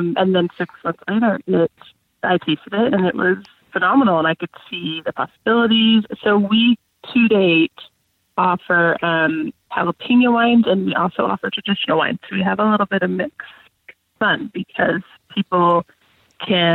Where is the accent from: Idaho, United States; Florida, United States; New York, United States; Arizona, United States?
Idaho, United States; I was born and raised in Idaho, so was Vaughn. So we are native Idahoans